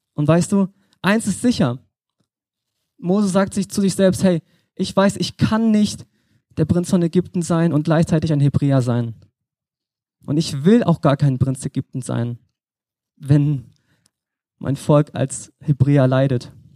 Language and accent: German; Berlin, Germany; moved away; ich komme aus Berlin, bin jetzt hier ehrenamtlich in der Gemeinde mit am Start